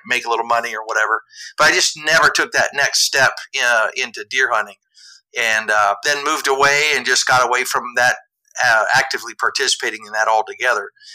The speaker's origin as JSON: {"language": "English", "region": "southeast Iowa", "country": "United States", "tie": "born or raised there", "moved": "yes", "said": "I grew up in southeast Iowa"}